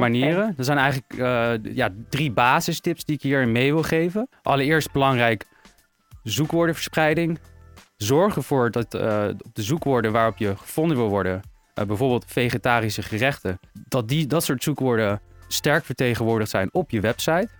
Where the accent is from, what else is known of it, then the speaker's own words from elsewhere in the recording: Harderwijk, Gelderland, Netherlands; geboren en getogen in het mooie, pittoreske Harderwijk.